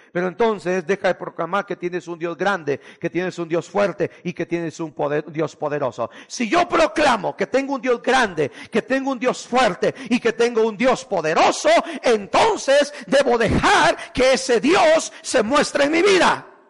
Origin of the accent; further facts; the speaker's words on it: Guatemala; moved away; fui a Guatemala viví una experiencia horrible, hermano, en mi tierra